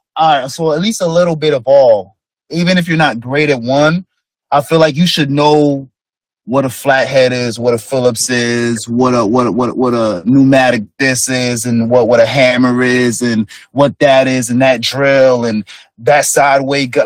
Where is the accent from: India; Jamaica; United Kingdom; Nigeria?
Jamaica; moved away; I'm Jamaican